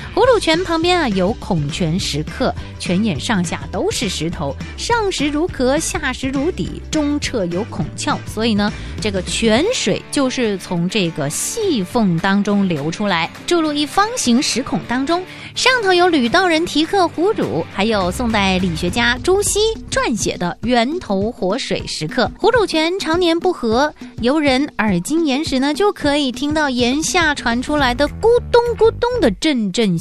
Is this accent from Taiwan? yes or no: no; Quanzhou, Fujian, China; 当然就是我的家乡，刚刚晋升为世界文化遗产地的泉州啦